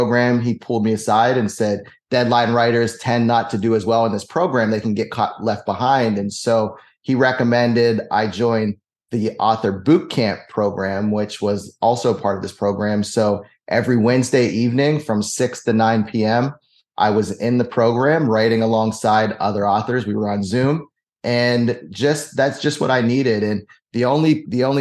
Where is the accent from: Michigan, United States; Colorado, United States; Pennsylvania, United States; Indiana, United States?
Pennsylvania, United States; Pittsburgh; moved away; I'm originally from Pittsburgh